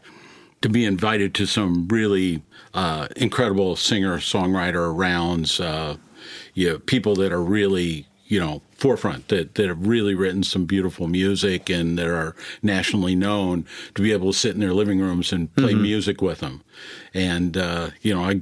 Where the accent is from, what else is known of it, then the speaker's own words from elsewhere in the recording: Minneapolis, Minnesota, United States; growing up in Minneapolis